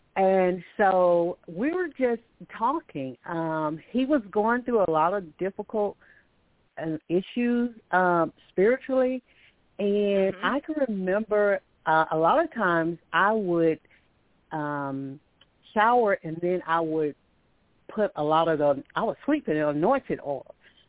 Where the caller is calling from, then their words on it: Alabama, United States; I'm calling from Alabama